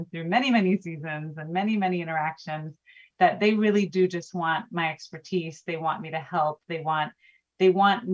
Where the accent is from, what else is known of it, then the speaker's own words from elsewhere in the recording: Houston, Texas, United States; I'm from Houston, born and raised, and I live here